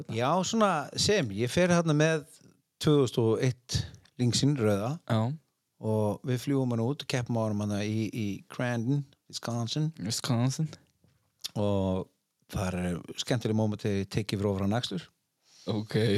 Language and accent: Icelandic; Iceland; ég er bara frá Íslandi